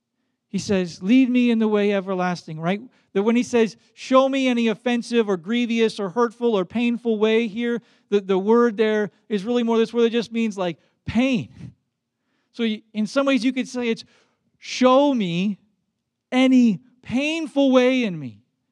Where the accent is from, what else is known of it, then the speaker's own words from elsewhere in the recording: Baden-Württemberg, Germany; English is a second language; growing up in Black Forest, Germany, in a dorm with 40 boys.